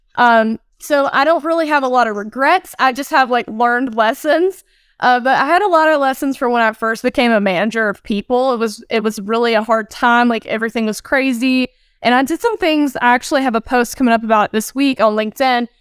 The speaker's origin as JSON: {"language": "English", "region": "Northeast Georgia mountains", "country": "United States", "moved": "yes", "said": "today I'm actually in the Northeast Georgia mountains. So I'm visiting some family. This is where I'm originally from, about two hours north of Atlanta"}